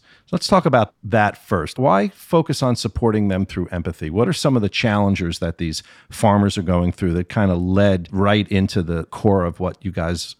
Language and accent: English; Springfield, New Jersey, United States; In Springfield, New Jersey, my hometown.